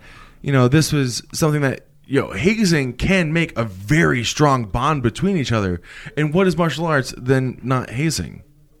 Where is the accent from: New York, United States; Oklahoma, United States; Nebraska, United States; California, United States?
New York, United States; Buffalo; now in San Diego, United States; Yeah, I'm from Buffalo, but I'm in, you know, San Diego right now.